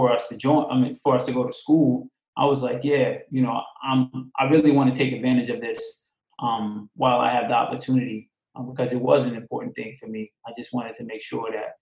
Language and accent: English; Long Island, New York, United States; also born or lived in Queens, New York; I'm originally from New York. I was born in Queens, raised mostly in Long Island